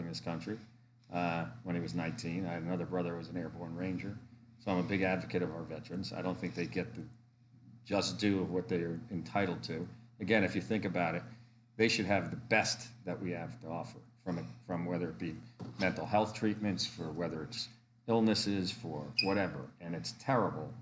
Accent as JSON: {"language": "English", "region": "Connecticut", "country": "United States", "moved": "yes", "lives_now": "Pennsylvania, United States", "said": "I'm originally from Connecticut"}